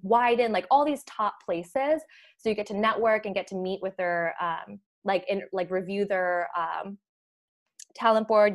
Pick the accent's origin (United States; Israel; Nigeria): United States; Naperville, Illinois; moved away as an adult; also born or lived in Minnesota; you've heard of Naperville, which is where we grew up